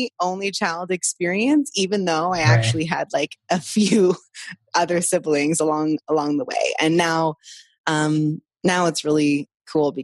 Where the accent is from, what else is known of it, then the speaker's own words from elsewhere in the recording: Vancouver, British Columbia, Canada; also born or lived in Costa Rica; I was born in Vancouver and kind of grew up primarily on the West Coast, though there was a lot of travel